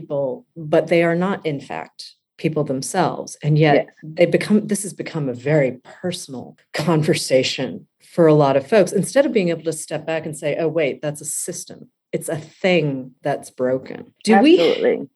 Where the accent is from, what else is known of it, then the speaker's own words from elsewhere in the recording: United States; I'm Asian American